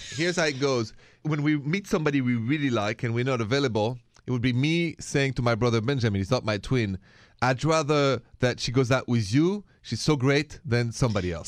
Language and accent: English; Paris, Île-de-France, France; accent: French; English is a second language; moved away; My accent is French, straight from Paris